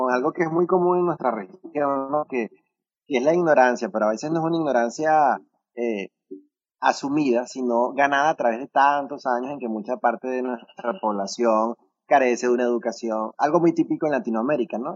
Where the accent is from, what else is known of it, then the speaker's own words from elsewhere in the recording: Venezuela; soy venezolano